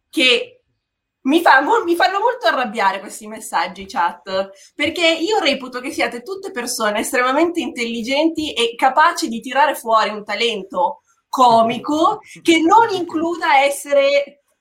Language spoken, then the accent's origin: Italian; Bergamo, Lombardy, Italy; Sono di Bergamo